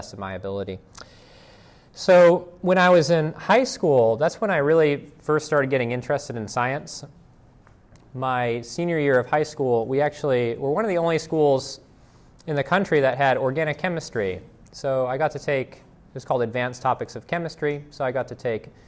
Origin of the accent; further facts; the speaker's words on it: Boston, Massachusetts, United States; moved away as an adult; also born or lived in Virginia / Indiana; now in Greenville, United States; I grew up in the Boston area